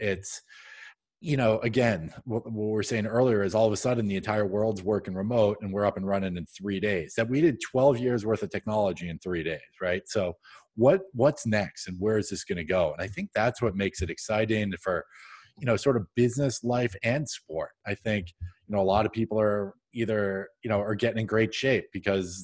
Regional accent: New England, United States; I'm from New England

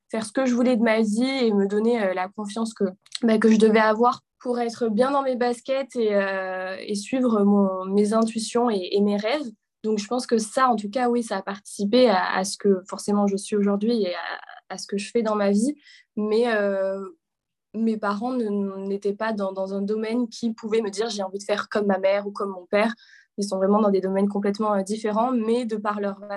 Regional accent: a small village near Avignon, Provence-Alpes-Côte d'Azur, France; moved away as an adult; also born or lived in Paris; de la France, d'un petit village dans le sud à quelques kilomètres d'Avignon.

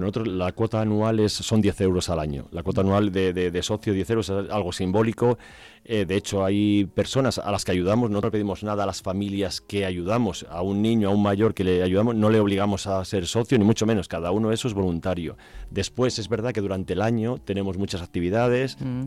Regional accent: Burganes de Valverde, Castile and León, Spain; moved away; yo soy de Burganes de Valverde, mm. eh, de un pueblo de la provincia de Zamora

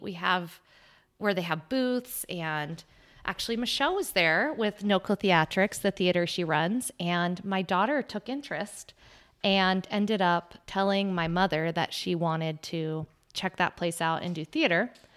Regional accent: Arizona, United States; moved away as an adult; I moved from Arizona, uh, born and raised there, moved here six years ago

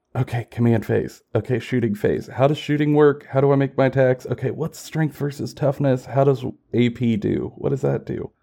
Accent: Kentucky, United States; We both live in Kentucky. I'm born and raised in Kentucky

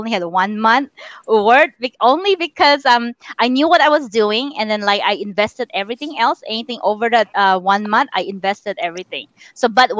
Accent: Philippines; now in United States; I'm Chinese born and raised in the Philippines.

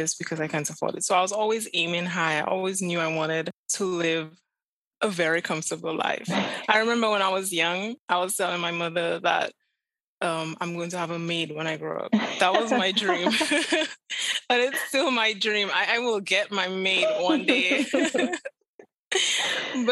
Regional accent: Vieux-Fort, Vieux Fort, St. Lucia; moved away as an adult; also born or lived in Castries, St. Lucia / Chicago; I was born and raised in Beaufort, St. Lucia. It's the southernmost town in St. Lucia.

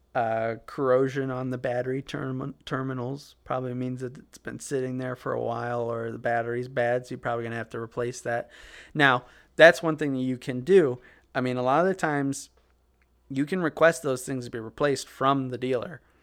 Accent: Midwest, United States; we're from the Midwest

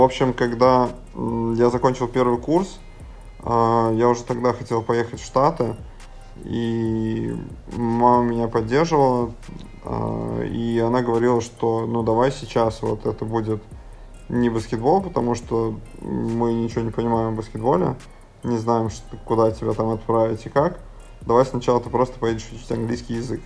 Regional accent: Syzran, Samara Oblast, Russia; moved away; Я из Сызрани, это Самарская область

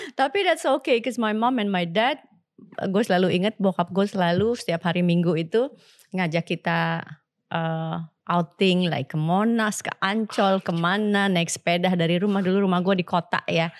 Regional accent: Jakarta, Indonesia; gue ini lahir besar di Batu Ceper Kota

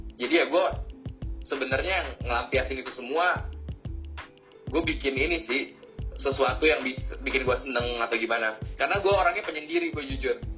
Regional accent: Jakarta, Indonesia; Gua lahir Jakarta. Padahal gua bukan orang Jakarta. Gua cuma lubang lahir dan besar di sini, tinggal di sini.

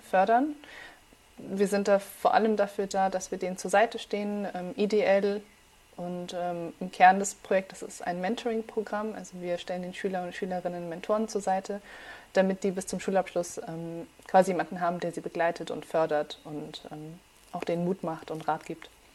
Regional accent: suburb of Munich, Bavaria, Germany; first language Farsi; German is a second language; moved away as an adult; now in Heidelberg, Germany; geboren in München und dann mhm. zur ersten Klasse sind wir aber ein bisschen außerhalb von München gezogen

